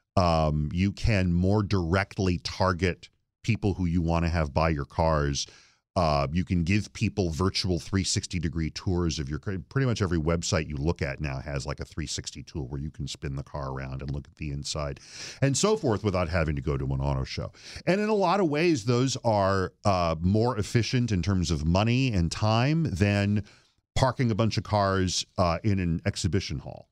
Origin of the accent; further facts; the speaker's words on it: Flint, Michigan, United States; I grew up in mid-Michigan